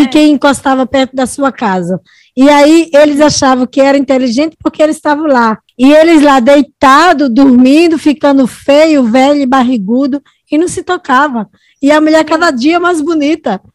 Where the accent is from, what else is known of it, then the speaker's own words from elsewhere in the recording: Natal, Rio Grande do Norte, Brazil; moved away as an adult; also born or lived in Santos; eu sou do Natal, Rio Grande do Norte